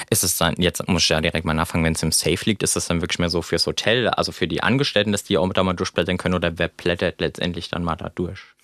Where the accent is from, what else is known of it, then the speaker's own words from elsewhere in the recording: Rheingau, Hesse, Germany; Als gebürtiger Rheingauer